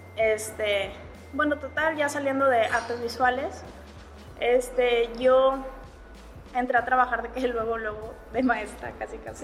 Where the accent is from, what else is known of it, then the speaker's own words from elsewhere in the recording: Monterrey, Nuevo León, Mexico; aquí en Monterrey, bueno, yo soy de, Monterrey